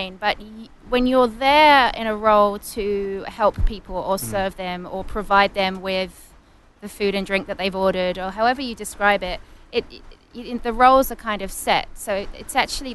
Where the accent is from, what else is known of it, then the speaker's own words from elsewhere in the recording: Essex, East of England, United Kingdom; moved away as an adult; also born or lived in Brighton / Barcelona, Spain; I grew up in Essex, about 30 miles east of London.